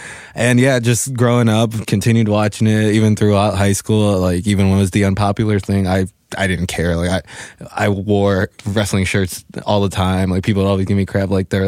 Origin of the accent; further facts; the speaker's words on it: Chicago, Illinois, United States; I'm from Chicago, Illinois. Yeah. I was born on the south side, literally grew up about 5 minutes away from White Sox Park